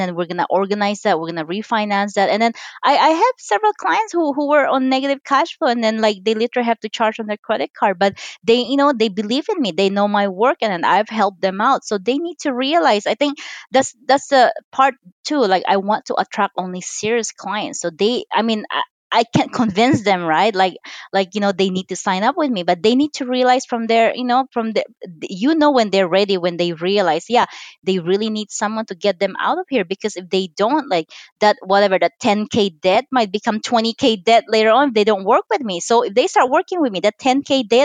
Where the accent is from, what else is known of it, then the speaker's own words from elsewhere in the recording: Philippines; now in United States; I'm Chinese. I was born and raised in the Philippines.